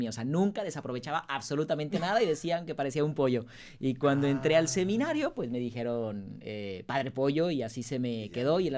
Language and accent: Spanish; Guadalajara, Jalisco, Mexico; Soy de Guadalajara.